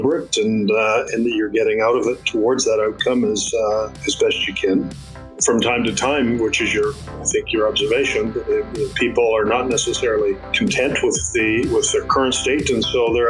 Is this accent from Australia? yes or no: no; Florenceville, New Brunswick, Canada; growing up in Florenceville is just a wonderful experience